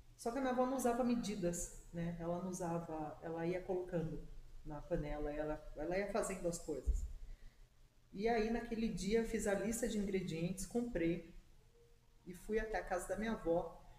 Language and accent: Portuguese; Serra Negra, São Paulo, Brazil; moved away; Eu sou natural da cidade de Serra Negra